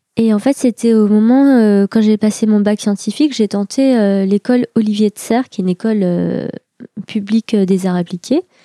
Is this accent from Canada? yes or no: no; Pontault-Combault, Île-de-France, France; moi, j'ai grandi à Potokombo. Euh, c'est dans le 77 en Seine-et-Marne.